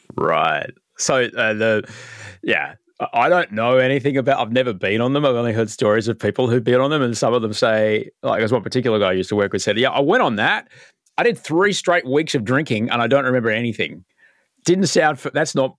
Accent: Brisbane, Queensland, Australia; moved away; I grew up in Brisbane

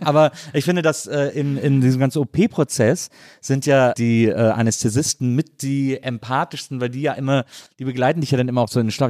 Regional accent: Cologne, North Rhine-Westphalia, Germany; Ich bin in Köln aufgewachsen, in einem Kölner äh, Raum

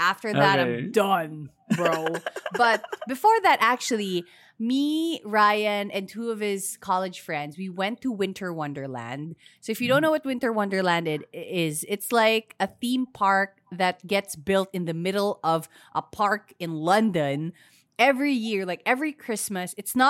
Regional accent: Philippines; So it's such an easy way to recommend, you know, what being Filipino is all about for me.

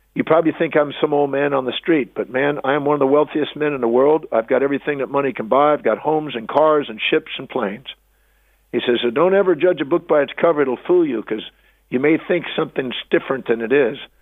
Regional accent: United States; I was born on Thanksgiving Day in America

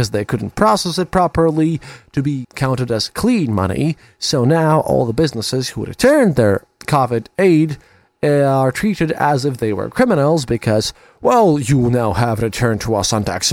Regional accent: Latvia

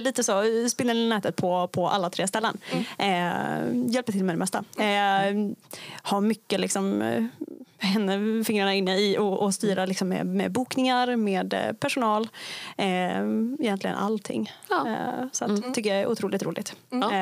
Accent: Kramfors, Västernorrland County, Sweden; now in Umeå, Sweden; kommer inte härifrån Umeå, jag kommer från Kramfors, en liten by eh, i Höga Kusten. Eh, och flyttade hit till Umeå 2016

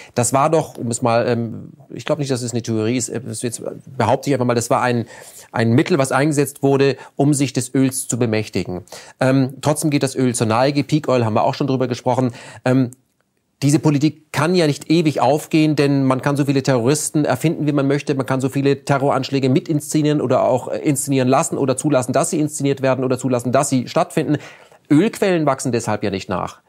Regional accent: Germany; als Deutscher

